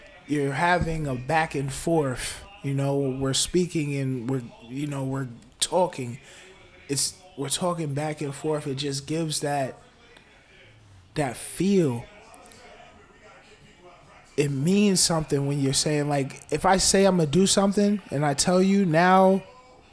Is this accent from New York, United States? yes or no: yes; New York, United States; I'm from New York.